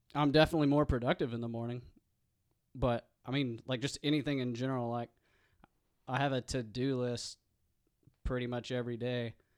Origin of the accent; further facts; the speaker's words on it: East End, Arkansas, United States; moved away; also born or lived in Fayetteville, Arkansas; I'm from East End, um, and I went to East Union